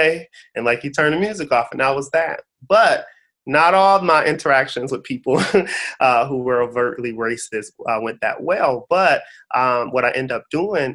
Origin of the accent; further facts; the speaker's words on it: Detroit, Michigan, United States; growing up in Detroit, it's majority African American